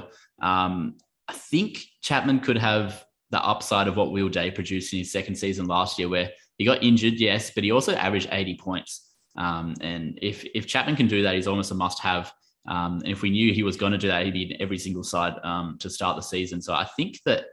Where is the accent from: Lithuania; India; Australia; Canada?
Australia; Margaret River, Western Australia; I'm from Margaret River